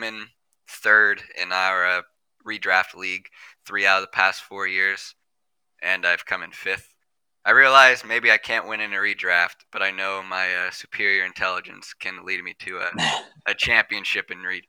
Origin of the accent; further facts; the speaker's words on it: United States; I was born in the United States.